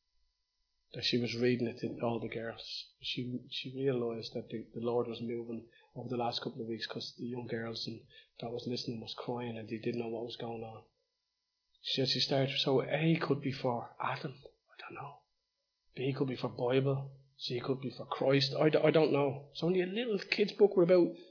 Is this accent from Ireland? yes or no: yes; Dublin, Ireland; Dolphin House, where I was born and raised. My hometown.